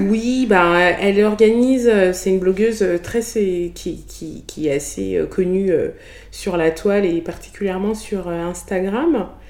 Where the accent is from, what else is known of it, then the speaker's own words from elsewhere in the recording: France; accent: French; first language Bassa; avec mon accent français